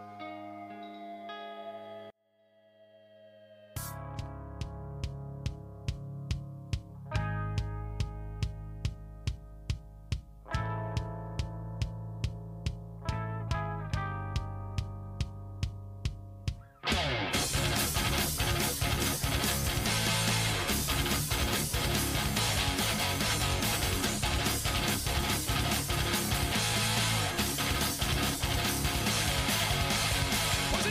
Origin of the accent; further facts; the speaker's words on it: United States; as American citizens